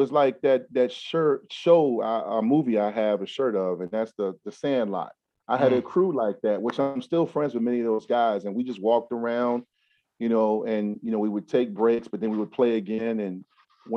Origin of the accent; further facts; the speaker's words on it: Newport News, Virginia, United States; also born or lived in Durham, North Carolina / Hampton, Virginia; they returned home, and I grew up in Newport News, and we moved to Hampton. So I grew up in Newport News and Hampton. So I'm a Tidewater guy